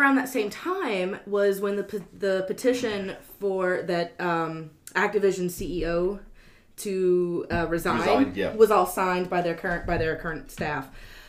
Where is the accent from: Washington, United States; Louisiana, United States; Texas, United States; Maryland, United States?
Louisiana, United States; We're from Louisiana, and we never learned how to read.